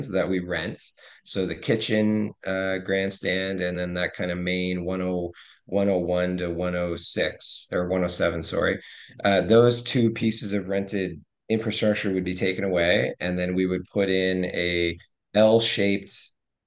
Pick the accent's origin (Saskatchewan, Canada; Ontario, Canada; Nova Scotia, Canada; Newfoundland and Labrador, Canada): Ontario, Canada; Hamilton; now in Halifax, Canada; I grew up in Hamilton